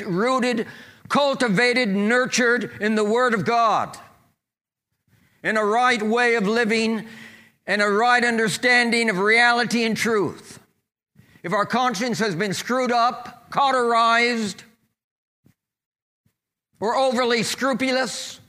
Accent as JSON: {"language": "English", "region": "California", "country": "United States", "tie": "born or raised there", "said": "We moved back down to my hometown of California"}